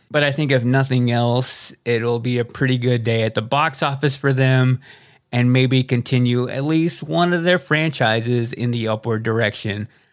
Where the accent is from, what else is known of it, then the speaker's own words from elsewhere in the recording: Texas, United States; which we are both from Texas.